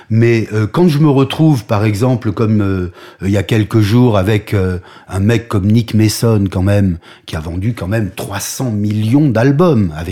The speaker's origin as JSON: {"language": "French", "country": "Algeria", "tie": "born there", "said": "je suis un chanteur de rock. Euh, je suis né en Algérie, point."}